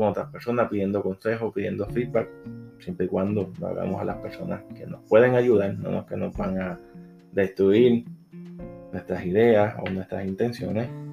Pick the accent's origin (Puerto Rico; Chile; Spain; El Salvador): Puerto Rico; soy de Puerto Rico